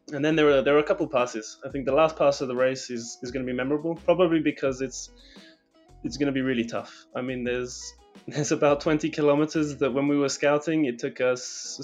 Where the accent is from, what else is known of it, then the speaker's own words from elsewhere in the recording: Kyrgyzstan; I'm from Kyrgyzstan, but...